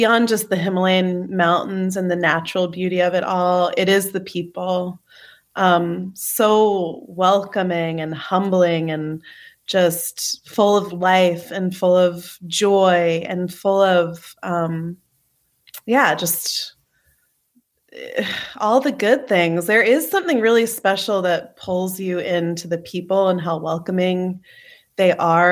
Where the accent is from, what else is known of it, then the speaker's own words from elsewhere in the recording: New Jersey, United States; I'm from New Jersey. I grew up going to public school